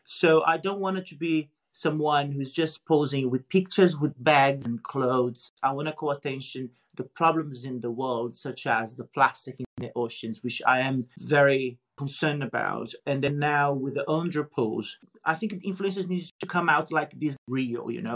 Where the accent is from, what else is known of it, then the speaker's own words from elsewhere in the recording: Brazil; moved away; also born or lived in United Kingdom; the first Brazilian male to be on a Playboy